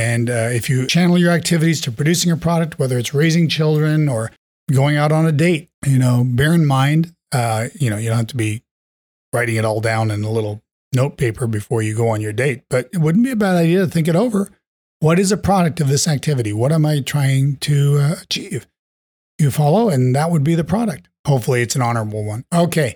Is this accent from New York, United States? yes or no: yes; New York, United States; In New York, my hometown